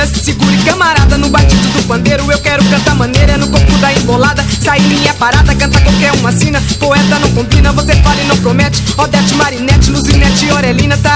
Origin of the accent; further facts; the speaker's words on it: Pernambuco, Brazil; Olha, eu sou pernambucano, você é alagoano